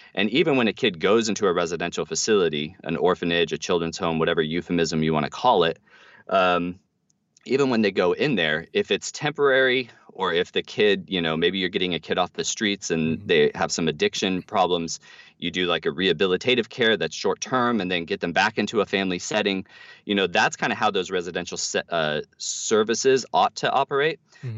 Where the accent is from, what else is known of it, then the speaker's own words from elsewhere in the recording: United States; we as American Christians